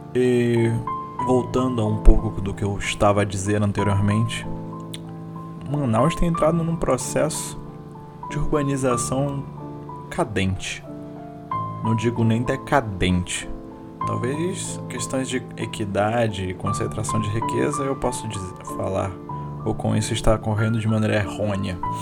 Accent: Manaus, Amazonas, Brazil; eu como amazônida, eu como manauara raiz

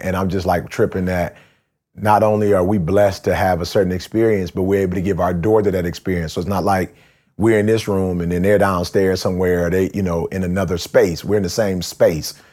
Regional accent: Detroit, Michigan, United States; growing up in Detroit

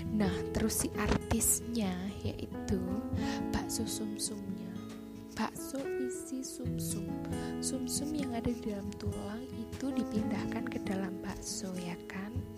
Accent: Malang, East Java, Indonesia

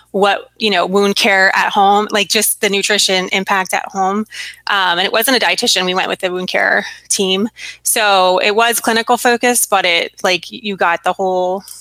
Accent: West Coast, United States; I'm from the West Coast, um, and I was in school in Virginia

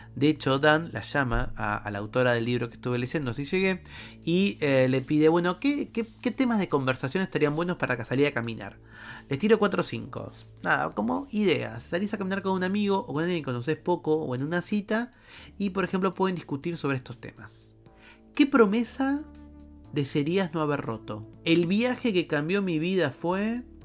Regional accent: Argentina; en mi país, en Argentina

